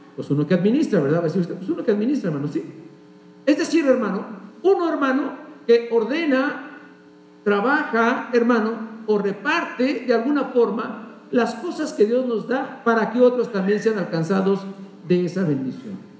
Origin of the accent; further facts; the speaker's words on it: Mexico; como buenos mexicanos